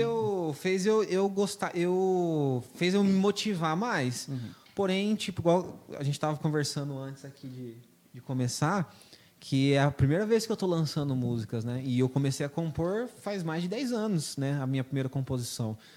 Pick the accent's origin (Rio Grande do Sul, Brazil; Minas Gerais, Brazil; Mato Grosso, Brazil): Mato Grosso, Brazil; Lucas do Rio Verde; also born or lived in Ponta Porã, Mato Grosso do Sul; faz muito tempo que eu moro aqui em Lucas, né? Eu nasci em Ponta Porã, mas, igual eu falei, vim em 98, estudei aqui minha vida toda nas escolas públicas aqui.